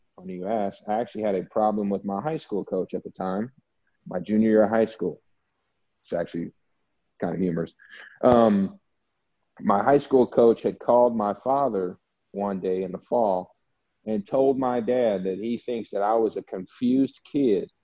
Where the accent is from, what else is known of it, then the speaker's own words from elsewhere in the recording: the South, United States; moved away as an adult; also born or lived in Alabama / Louisiana; now in Mexico; I grew up in the South. I was raised in the South, and And I went to college in the South